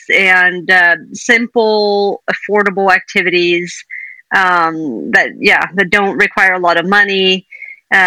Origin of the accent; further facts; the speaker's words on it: Sweden; moved away as an adult; also born or lived in Indiana, United States / Montana, United States; I grew up in Sweden, lived here until I was in my 20s